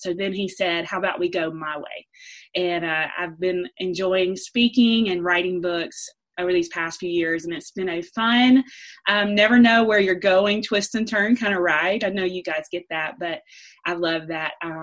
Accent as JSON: {"language": "English", "region": "Alabama", "country": "United States", "tie": "born or raised there", "accent": "southern", "said": "I am from the South. I am from Alabama."}